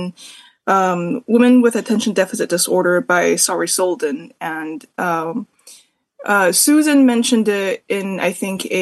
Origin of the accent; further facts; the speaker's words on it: Canada; a Canadian smut demon